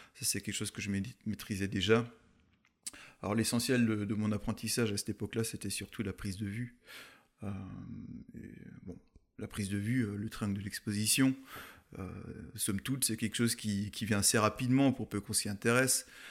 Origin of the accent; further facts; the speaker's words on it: Munster Valley, Grand Est, France; also born or lived in Colmar / Eguisheim; je suis issu de la vallée de Münster